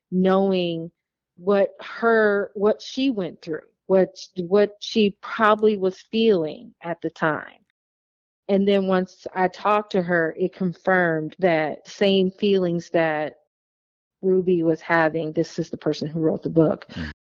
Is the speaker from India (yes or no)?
no; Wauwatosa, Wisconsin, United States; born there; Like you know, I was thinking I was born in Wauwatosa, Wisconsin.